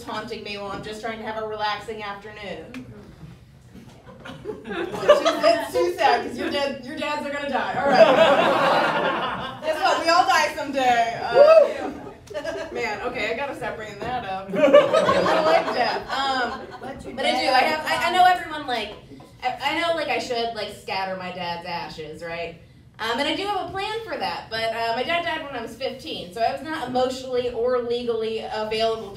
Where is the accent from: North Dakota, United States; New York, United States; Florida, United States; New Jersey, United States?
New Jersey, United States; I'm from New Jersey